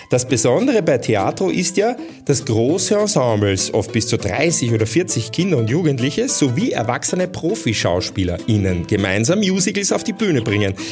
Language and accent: German; Vienna, Austria; also born or lived in Italy; bin in Italien geboren, aber in Wien aufgewachsen.